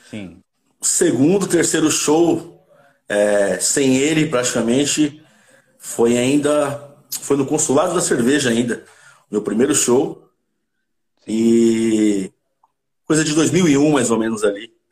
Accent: Santo André, São Paulo, Brazil; Sou de Santo André. Santo André. André é, bairro, bairro de Camilópolis, um, um, praticamente um quarteirão de onde, de onde o … cresceu

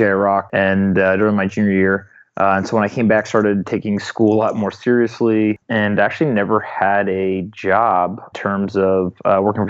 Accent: North Carolina, United States; also born or lived in South Florida; I'm from North Carolina. I was born in South Florida, but grew up there in North Carolina.

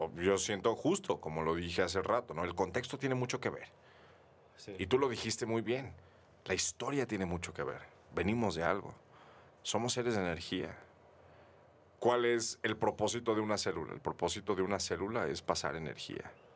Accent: Mexico; nosotros como mexicanos

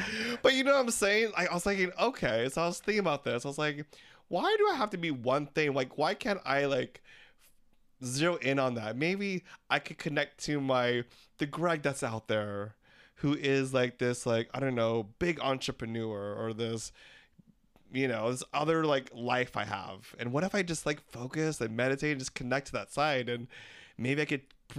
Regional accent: Philippines; now in United States; We're three Filipino gay guys trying to make sense of anything and everything in the world today.

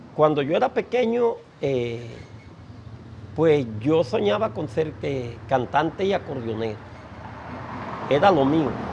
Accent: Caracolí, La Guajira, Colombia; also born or lived in San Juan del Cesar; cuando me vine de, del pueblo de, de Caracolí y aterricé en San Juan del Cesar

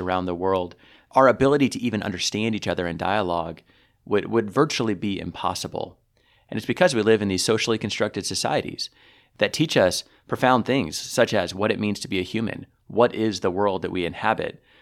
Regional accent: United States; as an American

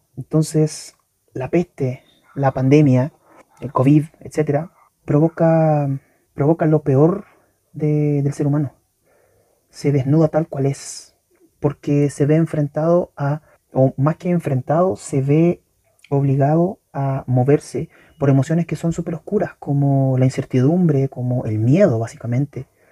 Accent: Chile; en mi país, eh, específicamente en la región metropolitana

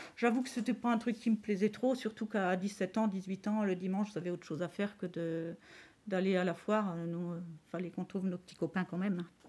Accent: Châtillon, France; j'étais de Châtillon

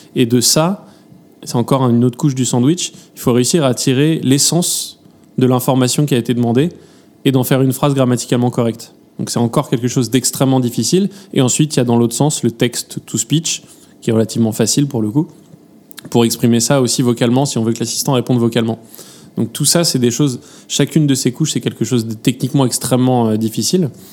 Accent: France; accent: French; mon accent français

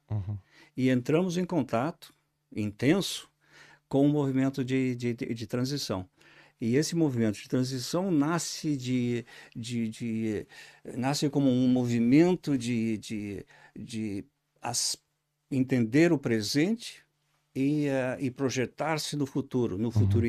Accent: Caxias do Sul, Rio Grande do Sul, Brazil; accent: southern Brazil; moved away as an adult; also born or lived in England / Beja, Portugal; now in Portugal; Nasci numa, numa pequena cidade, do, uma, uma cidade industrial no sul do Brasil, chama-se Caxias do Sul, é, uma antiga colônia italiana. É, Sou descendente de, de quatro famílias, os avós do norte da Itália, é, modestos, e uh, fiz toda a educação, minha educação uh, em Caxias do Sul

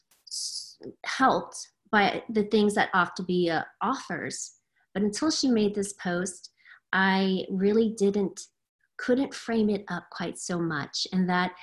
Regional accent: Louisiana, United States; moved away as an adult; now in Cave Creek, United States; I am in Cave Creek, Arizona, originally from Louisiana

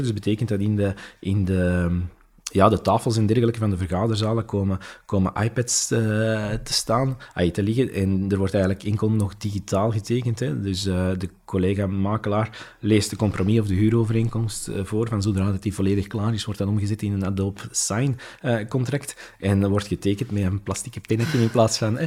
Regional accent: Belgium; wij zijn, wij zijn Belgen, hè? we zijn allemaal geboren met, eh, met een baksteen in ons maag

